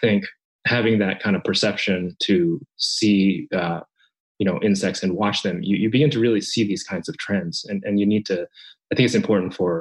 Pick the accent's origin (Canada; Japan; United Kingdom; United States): Japan; moved away; a child growing up in Japan. I'm Japanese